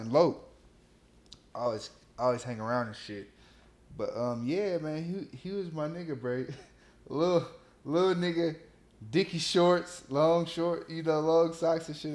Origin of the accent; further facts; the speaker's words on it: Los Angeles, California, United States; also born or lived in Long Beach / Inglewood / Compton / Gardena; I'm from South Central LA.